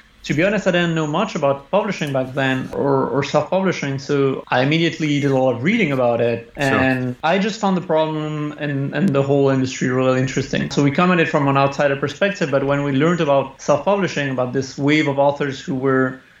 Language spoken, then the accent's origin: English; Spain; I was born in Spain from a French father and an Italian mother.